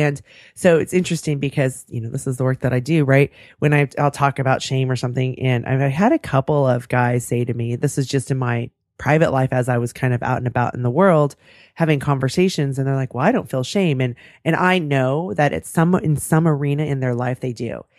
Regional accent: California, United States; I'm born and raised in California

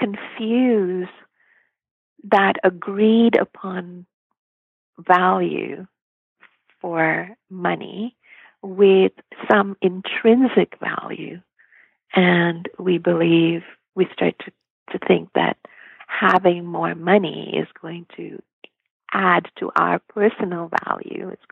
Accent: Mumbai, Maharashtra, India; moved away as an adult; now in North America; I grew up in Bombay

